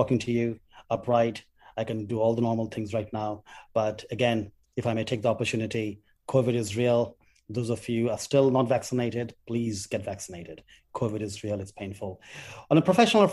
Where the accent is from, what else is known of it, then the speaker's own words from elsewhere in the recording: Kolkata, West Bengal, India; as a 17-year-old when I was growing up in Calcutta